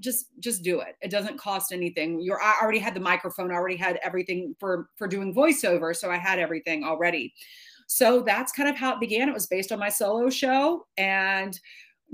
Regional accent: Baton Rouge, Louisiana, United States; moved away as an adult; now in New York, United States; I grew up in Baton Rouge, Louisiana

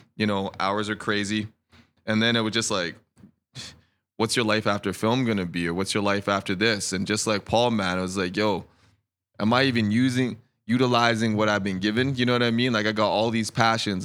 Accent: Edmonton, Alberta, Canada; moved away as an adult; also born or lived in Denver / Vancouver; now in Kelowna, Canada; I moved at a young age, and, um, we, basically, I grew up in Edmonton

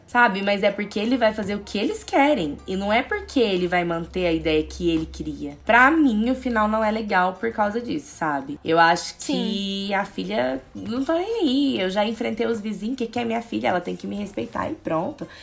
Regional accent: Brazil; a gente é brasileiro

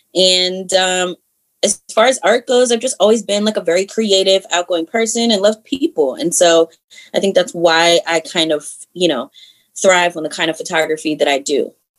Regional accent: Columbia, Maryland, United States; also born or lived in Harrisburg, Pennsylvania; I definitely have grown up out here. Um, I would say in Howard County for sure

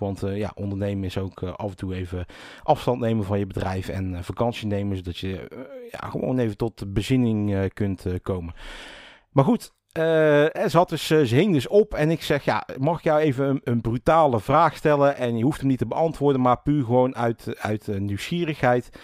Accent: 's-Hertogenbosch, North Brabant, Netherlands; also born or lived in Rosmalen; ik kom zelf uit Den Bosch

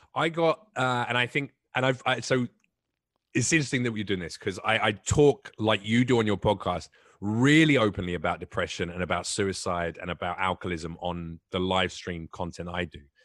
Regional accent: England, United Kingdom; moved away; I'm English

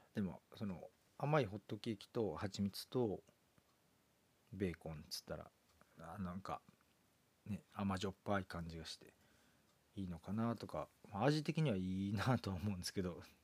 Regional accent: Kansai, Japan; 関西人なんですけど

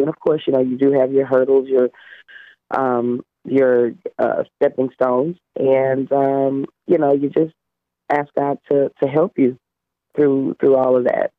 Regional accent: Louisiana, United States; I am from Louisiana

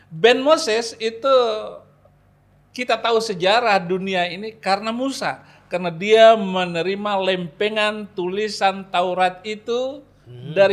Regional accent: West Nusa Tenggara, Indonesia; Saya orang Bima, jadi kalau orang Bima itu namanya dua.

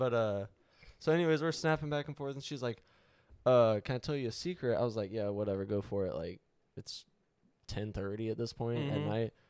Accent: Florida, United States

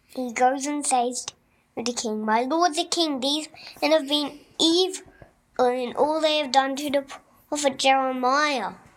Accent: Melbourne, Victoria, Australia; I'm from Melbourne, which is in Australia, and I'm five years old.

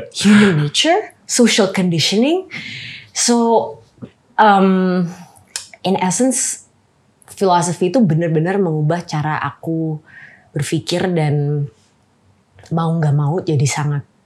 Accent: Jakarta, Indonesia; also born or lived in Oxford, United Kingdom / Stanford, United States; Lahir di Jakarta, um, SD itu di Al Azhar

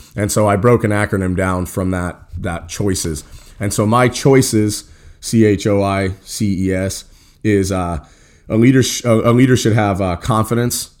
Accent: Cheyenne, Wyoming, United States; we were growing up in Cheyenne, Wyoming

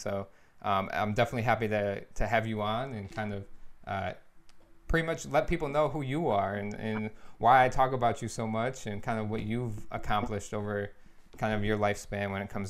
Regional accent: Lansing, Michigan, United States; my hometown, Lansing, Michigan.

